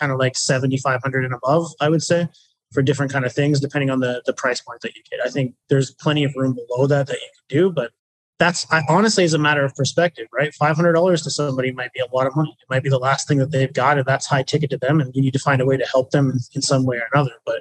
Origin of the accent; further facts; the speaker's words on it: New Brunswick, Canada; moved away as an adult; I was from the East Coast, a tiny little province called New Brunswick. I'm in Canada